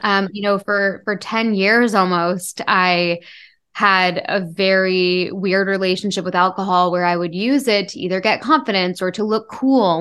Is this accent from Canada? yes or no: yes; Toronto, Ontario, Canada; I grew up in a big city. I grew up in Toronto